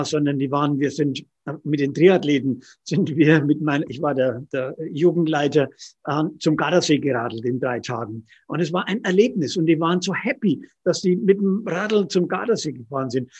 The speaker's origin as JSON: {"language": "German", "area": "Roth district", "region": "Bavaria", "country": "Germany", "said": "Jetzt komme ich aus Rot Mhm. Oder wir beide aus dem Landkreis Roth"}